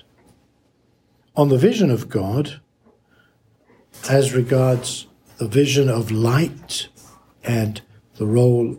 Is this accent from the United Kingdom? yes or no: yes; London, United Kingdom; growing up in London and with my fellow pupils at school